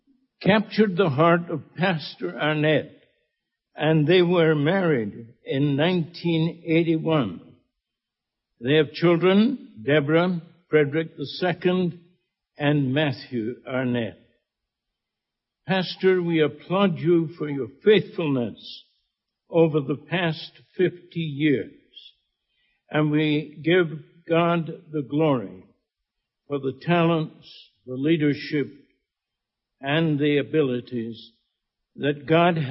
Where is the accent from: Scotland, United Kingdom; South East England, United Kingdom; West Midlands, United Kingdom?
Scotland, United Kingdom; now in Bahamas; I'm Scottish